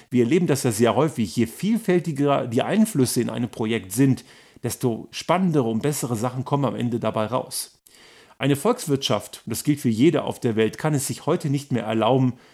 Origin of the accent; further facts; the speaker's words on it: Germany; moved away as an adult; now in Austria; Ich bin ja auch aus Deutschland hierher gekommen. Ich bin selbstständig.